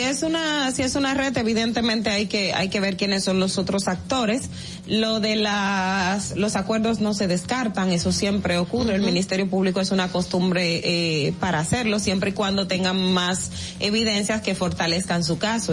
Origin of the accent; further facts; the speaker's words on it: Independencia, Dominican Republic; la provincia Independencia de donde yo soy